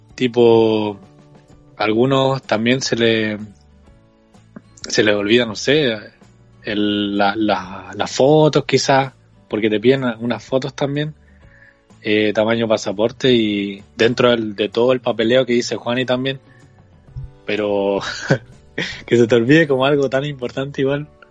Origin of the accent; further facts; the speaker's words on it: Concepción, Biobío, Chile; tengo 27 años de edad y soy de Concepción, Chile